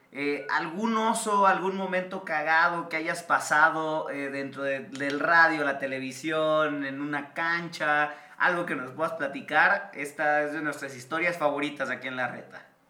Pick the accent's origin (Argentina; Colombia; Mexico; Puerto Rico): Mexico; Guadalajara, Jalisco; como tapatíos